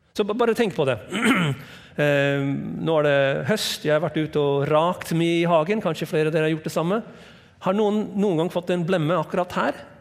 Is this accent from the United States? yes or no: yes; United States; Norwegian is a second language; also born or lived in Hawaii; now in Norway; Jeg er fra USA